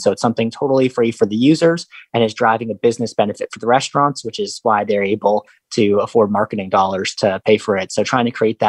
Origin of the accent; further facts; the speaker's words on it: Los Angeles, California, United States; now in St. Louis, United States; So I came here from Los Angeles and then I launched Gift a Meal in October 2015